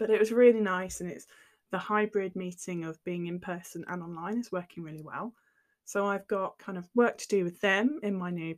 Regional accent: near Cambridge, East of England, United Kingdom; I grew up near Cambridge, so you cycle everywhere.

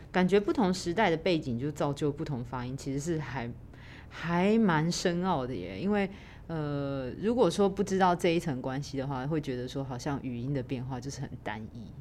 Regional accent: Taiwan; 我们台湾人就会直接把那个汉字拿来用台语念出来

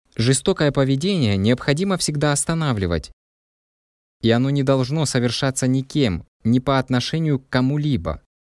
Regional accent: Saudi Arabia; now in Mullingar, Ireland; Я родом из Саудовской Аравии

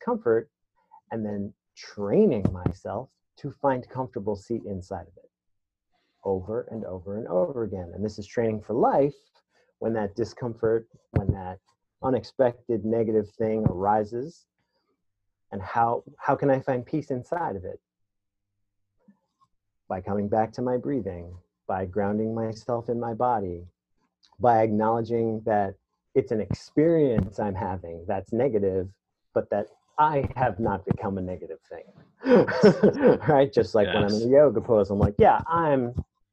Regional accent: New York City, New York, United States; I was raised in the Bronx in the 70s and 80s

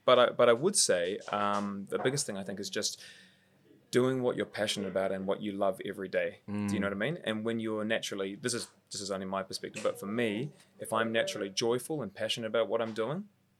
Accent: Mount Eden, Auckland, New Zealand; I grew up in Mount Eden, so just around the corner from where we are right now

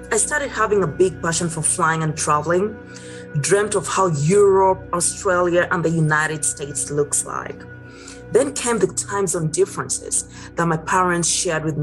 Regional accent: Kenya; Growing up in Kenya, East Africa, with the mother was a teacher and the dad was a sales and marketing agent, I had to have good grades in school.

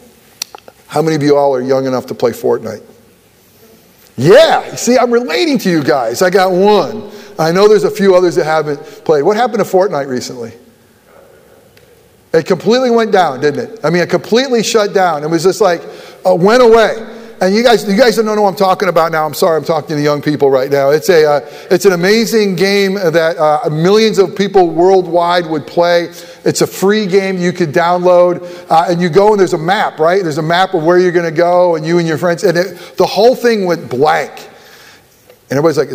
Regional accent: Buffalo, New York, United States; moved away; I was born in Buffalo

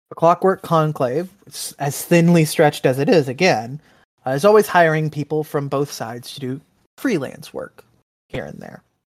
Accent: Texas, United States; my home state of Texas

